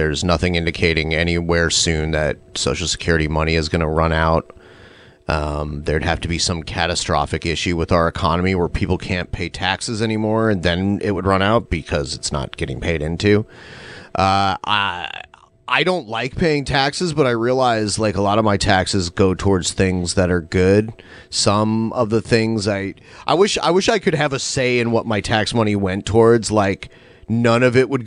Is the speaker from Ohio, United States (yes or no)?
yes; Toledo, Ohio, United States; moved away as an adult; my hometown's like pothole city.